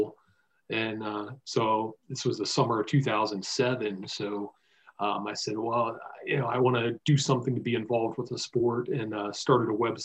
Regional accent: Virginia, United States; growing up in Virginia

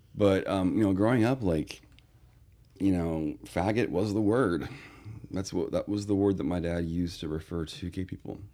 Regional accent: Northern California, United States; I grew up in Northern California

